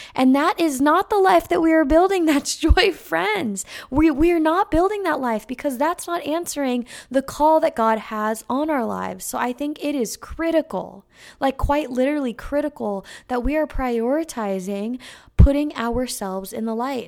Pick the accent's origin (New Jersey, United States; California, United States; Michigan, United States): California, United States; moved away; I used to live next to a little vineyard in California, um, next to my hometown where my mom bought the house when I was born, and she still lives in that same exact house